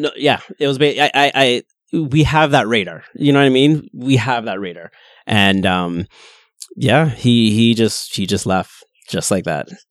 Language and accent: English; Kitchener, Ontario, Canada; also born or lived in Pickering; I'm born and raised in Kitchener